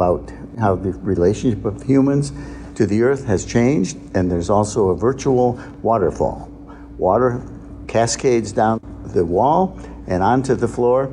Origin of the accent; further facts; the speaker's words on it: Lake Huron in Michigan, United States; moved away as an adult; also born or lived in Winchester, Massachusetts / Baltimore, Maryland; now in Long Beach, United States; I grew up on Lake Huron in Michigan